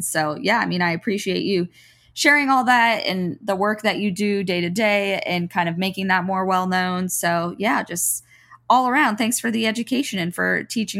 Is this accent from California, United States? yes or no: no; Florida, United States; But I had never, like I said, growing up in South Florida, been on farms or had anything to do with that.